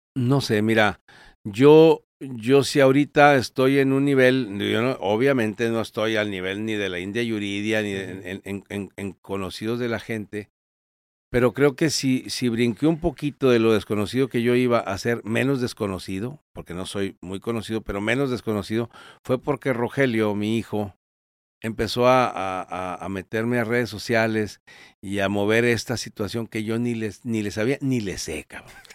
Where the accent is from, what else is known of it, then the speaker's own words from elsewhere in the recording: Torreón, Coahuila, Mexico; yo soy de Torreón